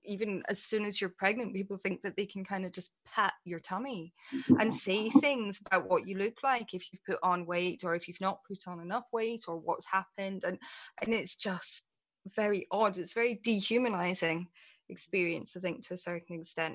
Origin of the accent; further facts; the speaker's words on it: Scotland, United Kingdom; moved away; when I actually lived mm-hmm. in Scotland